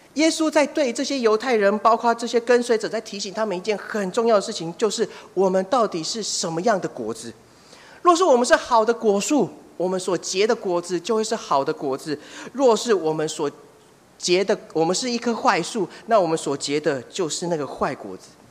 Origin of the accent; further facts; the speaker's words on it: Taiwan; 我们台湾人还有另外一句谚语叫做“打断不， 打定也不会滚，剩一定也抢抢滚。”